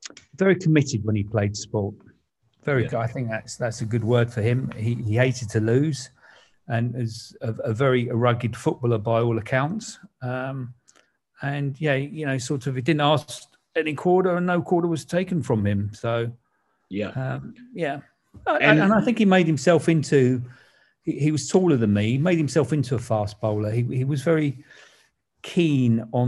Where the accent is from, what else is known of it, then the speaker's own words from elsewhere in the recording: London, United Kingdom; my parents moved to Grange Park Avenue. I think would have been the mid 60s, and that's where I grew up basically